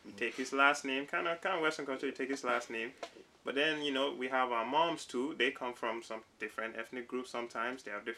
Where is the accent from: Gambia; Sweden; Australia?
Gambia; moved away as an adult; I'm from the Gambia, right?